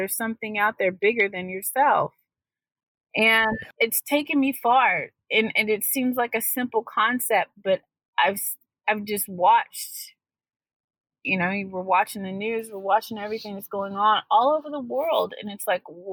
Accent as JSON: {"language": "English", "country": "United States", "said": "We are American today"}